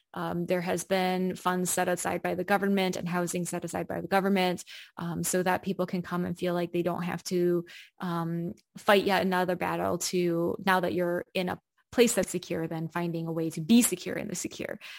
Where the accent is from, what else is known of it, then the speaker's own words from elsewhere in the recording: United States; moved away as an adult; now in Berlin, Germany; I grew up in the United States